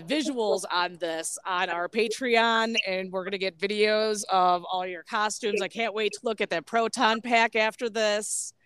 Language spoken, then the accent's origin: English; Chicago, Illinois, United States; I'm from Chicago